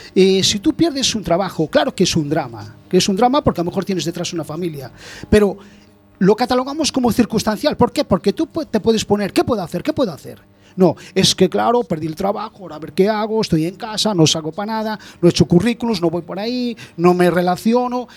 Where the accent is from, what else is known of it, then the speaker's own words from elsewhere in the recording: Spain; como muchos españoles